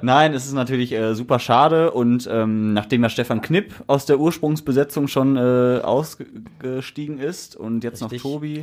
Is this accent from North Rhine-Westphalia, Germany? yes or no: yes; Essen, North Rhine-Westphalia, Germany; ich bin in Werden geboren.